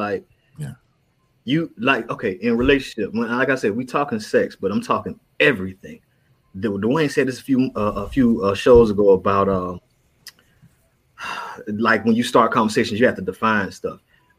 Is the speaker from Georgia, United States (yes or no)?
no; Florida, United States; I grew up in Florida.